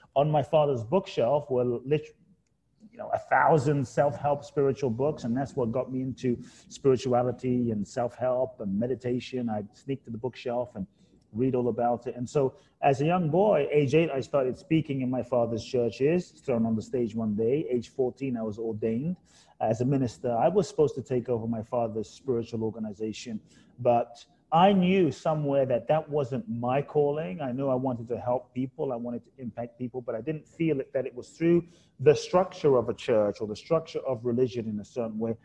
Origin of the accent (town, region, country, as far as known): London, United Kingdom; born or raised there; moved away; also born or lived in Ghana